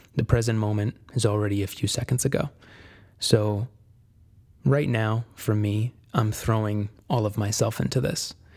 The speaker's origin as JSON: {"language": "English", "region": "Connecticut", "country": "United States", "tie": "born or raised there", "moved": "as an adult", "said": "I was born and raised in Connecticut"}